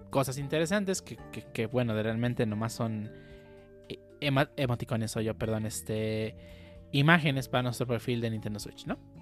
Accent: Mexico; somos de México

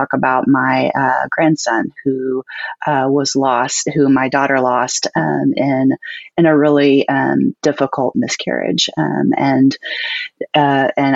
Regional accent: Texas Piney Woods, United States; I grew up in the Texas Piney Woods, Northeast Texas.

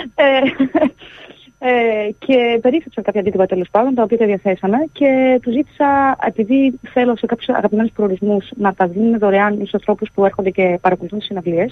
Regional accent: Grevena, Western Macedonia, Greece; moved away; εγώ μεγάλωσα στα Γραβενά

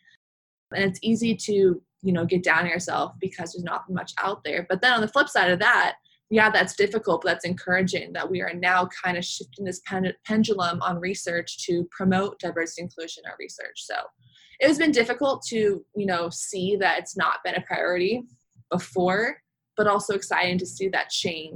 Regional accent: Palo Alto, California, United States; I grew up in Palo Alto, California, Northern California.

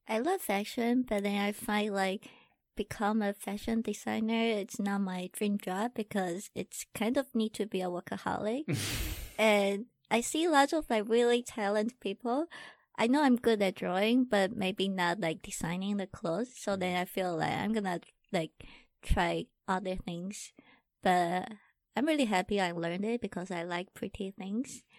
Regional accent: Taiwan; English is a second language; I'm from Taiwan.

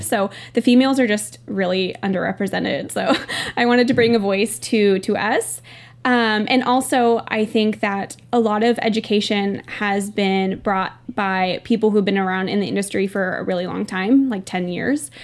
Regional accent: Northern California, United States; I'm from Northern California

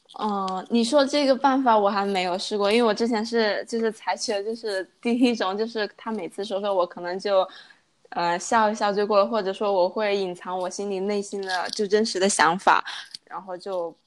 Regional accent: China; moved away as an adult; also born or lived in Chengdu; now in Chongqing, China; 小时候在乡下长大嘛，然后 呃，就跟着从初中、高中到上，因为我没有上过本科，然后是读的专科，然后就是基本上从小镇到县城再到，呃，成都，然后之后在成都，呃，有了第一份工，呃，大概工作了三年，是在一个外企当一个文员

